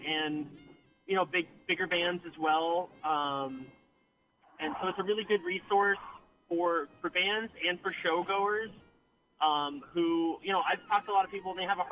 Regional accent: Petaluma, California, United States; I grew up in Sonoma County in Petaluma

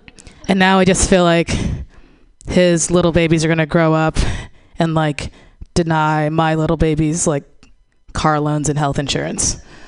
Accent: Missouri, United States; I'm from Missouri and like we don't always care about like recycling and like climate change. Like there's still, you know, I'm from the area of the country where there's like coal people, coal miners

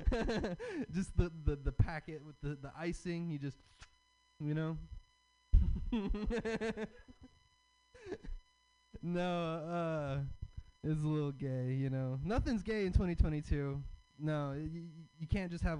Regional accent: the South, United States; I'm from the South. I have a Southern dad and I have a hippie mom

